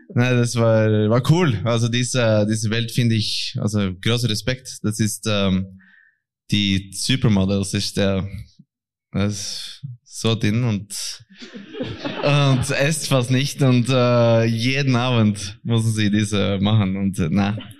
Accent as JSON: {"language": "German", "country": "Norway", "second_language": "German", "said": "als ein Norweger"}